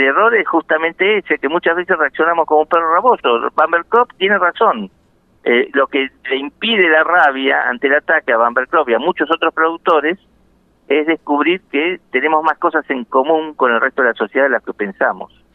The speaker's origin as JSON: {"language": "Spanish", "town": "La Plata", "region": "Buenos Aires Province", "country": "Argentina", "tie": "born or raised there", "said": "Soy nacido en La Plata"}